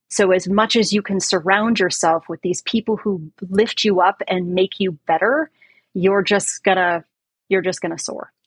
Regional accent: San Francisco Bay Area, California, United States; I grew up in the Bay Area, San Francisco Bay Area.

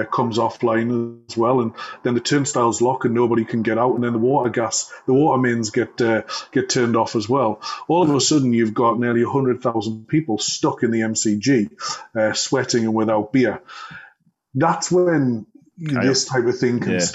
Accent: Newcastle upon Tyne, North East England, United Kingdom; being a Geordie

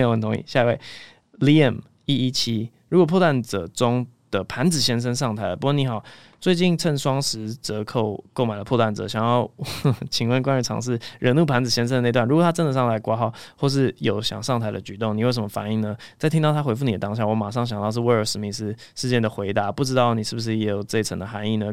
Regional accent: Taiwan; 我小时候就是在二一六巷里面长大的

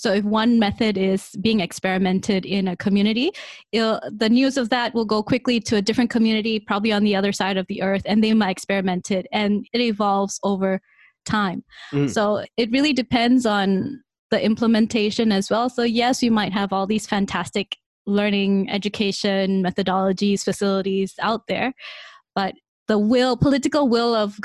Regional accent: Malaysia; now in Singapore; I am from Malaysia. I'm currently based in Singapore

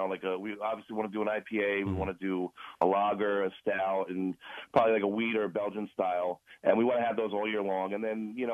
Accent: Clifton, New Jersey, United States; I grew up in Clifton, and so did Tom. So we're both Clifton guys

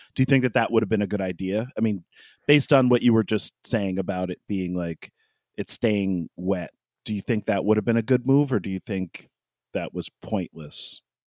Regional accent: New York, United States; we, we grew up in New York State

